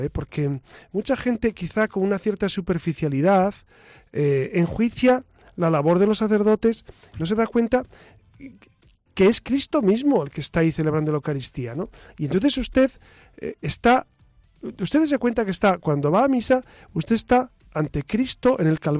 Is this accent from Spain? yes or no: yes; Burgos, Castile and León, Spain; now in Madrid, Spain; o yo vengo de Burgos. En Burgos habitualmente en, en las misas entre semana de lunes a sábado no hay homilías.